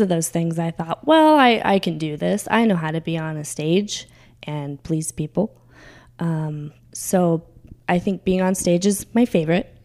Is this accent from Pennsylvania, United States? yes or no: no; California, United States; moved away as an adult; I grew up in California, but I didn't really get to experience Vegas because I left California when I was 18